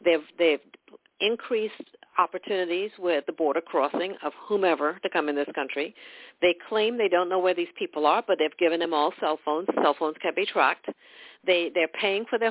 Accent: Trinidad & Tobago; now in United States; I'm from Trinidad, West Indies

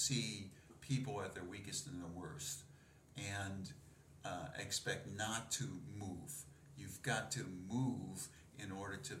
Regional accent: Dayton, Ohio, United States; my hometown in Dayton, Ohio

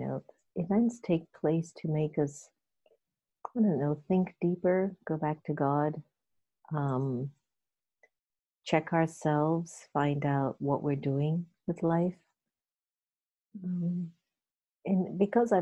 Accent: Jamaica; now in United States; I'm Jamaican. And I was born in Jamaica, but my dad's from India and my mother's African

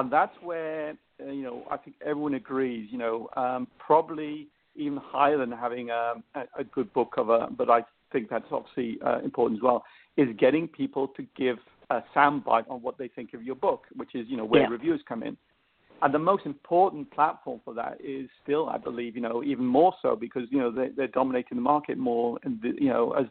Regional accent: England, United Kingdom; accent: English; my English accent

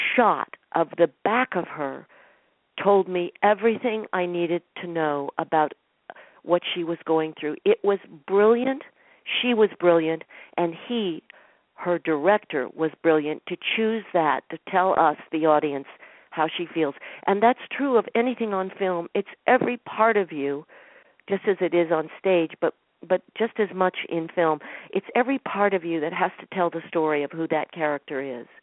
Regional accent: Boulder, Colorado, United States; also born or lived in New York City / West Nyack, New York / Denver; When I was 7, 8 years old, we moved to Denver while our house was being built in Boulder, Colorado

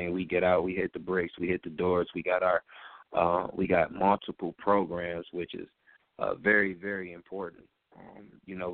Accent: Detroit, Michigan, United States; I grew up in Detroit public schools

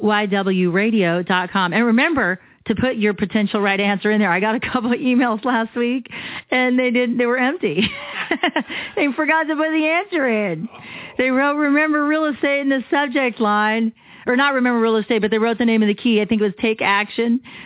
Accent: Arizona, United States; I'm born and bred here in Arizona

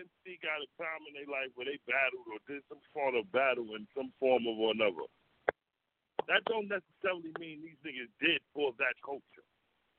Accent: New York City, New York, United States; I'm from Harlem

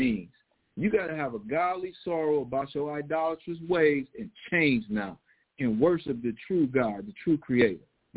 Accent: United States; us growing up in American culture

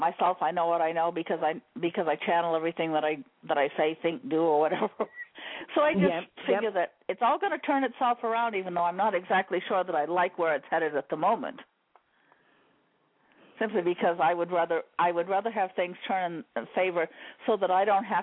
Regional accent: Maine, United States; I'm from Maine.

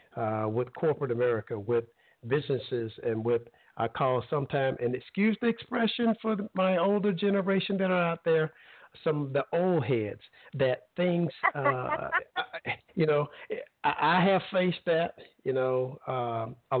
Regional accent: Alabama, United States; now in Florida, United States; I grew up in Alabama, and I'm not old

